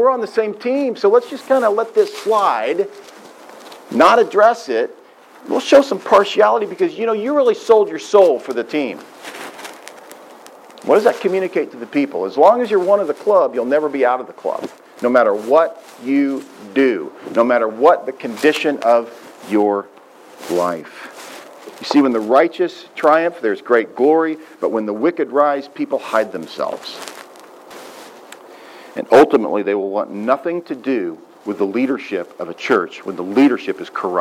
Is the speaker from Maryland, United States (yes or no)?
no; Southwest Missouri, United States; When I was a boy growing up in Southwest Missouri